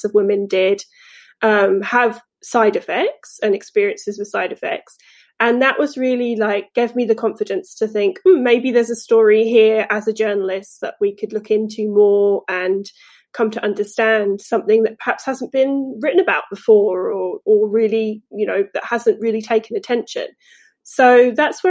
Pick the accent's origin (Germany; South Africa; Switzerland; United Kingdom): United Kingdom; England; moved away as an adult; now in United States; I am from England, as you might hear still, but I've lived in the US for 10 years now